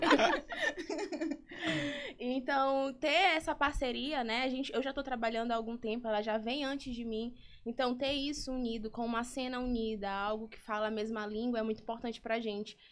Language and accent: Portuguese; São Luís, Maranhão, Brazil; eu consigo trabalhar na minha cidade, eu consigo trabalhar na minha terra